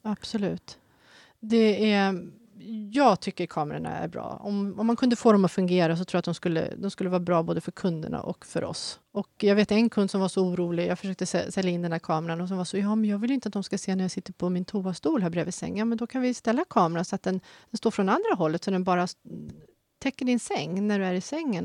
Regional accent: Tyresö, Stockholm County, Sweden; moved away as an adult; now in Haninge, Sweden; jag är mm. född och uppvuxen och bott i mina första 46 år här.

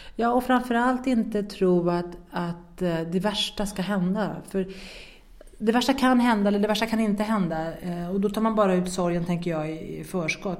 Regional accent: Sweden; moved away as an adult; now in France; hemma i Sverige

